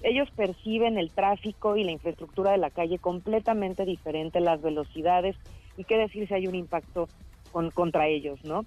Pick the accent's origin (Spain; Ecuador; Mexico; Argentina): Mexico; ser mexicano